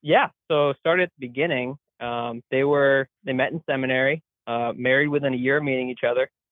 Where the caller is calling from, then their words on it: Massachusetts, United States; I'm from Southeast Mass, so the only part of Mass that, in my mind, really exists.